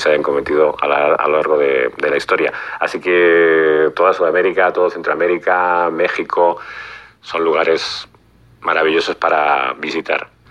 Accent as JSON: {"language": "Spanish", "country": "Spain", "said": "siendo español"}